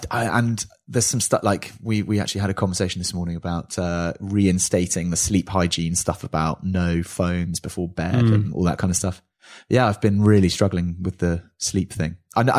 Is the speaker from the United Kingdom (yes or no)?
yes; United Kingdom; in particularly in Britain, where we're all quite kind of like buttoned up